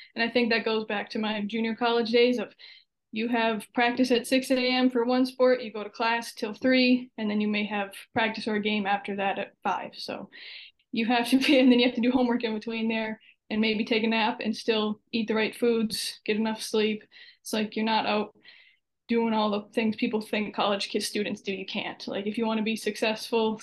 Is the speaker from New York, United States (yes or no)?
no; Kingsford, Michigan, United States; moved away as an adult; also born or lived in Wisconsin / Oklahoma; I am from Upper Peninsula of Michigan, so way up north. Uh, went to Kingsford High School.